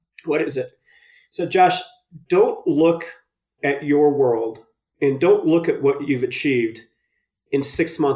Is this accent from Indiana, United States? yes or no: yes; Indiana, United States; moved away as an adult; also born or lived in New York; now in Colorado, United States; I'm originally born and raised in Indiana